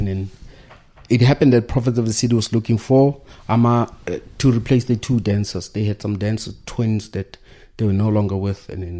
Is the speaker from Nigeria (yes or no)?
no; South Africa; Back then, as a South African rapper, imagine people were like, oh, Lama American.